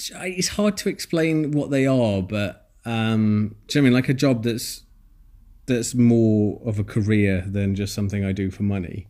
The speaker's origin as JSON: {"language": "English", "town": "Nottingham", "region": "East Midlands", "country": "United Kingdom", "moved": "as an adult", "lives_now": "Bournemouth, United Kingdom", "said": "I moved to Bournemouth, which is where I am now from Nottingham, where I'm from"}